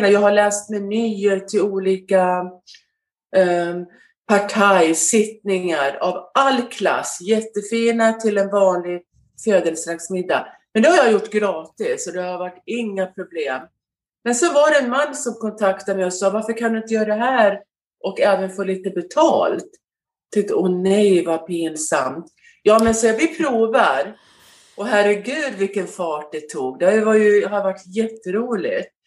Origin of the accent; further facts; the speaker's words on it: Skåne, Sweden; also born or lived in Västerås; now in United States; Eh, jag är född i Västerås och bodde där till jag var fem år. Och sen eh, när min mamma och pappa skilde sig så åkte vi ner till Skåne.